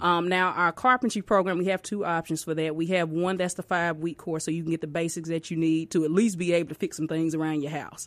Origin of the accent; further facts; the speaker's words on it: Tupelo, Mississippi, United States; now in Pearl, United States; I'm from Tupelo, Mississippi